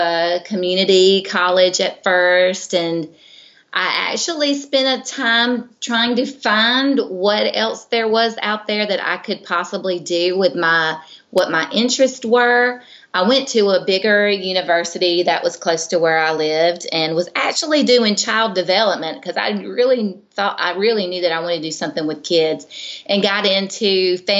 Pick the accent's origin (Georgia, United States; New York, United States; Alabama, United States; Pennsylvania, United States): Georgia, United States; I'm from Georgia, and I lived pretty much in a rural little community town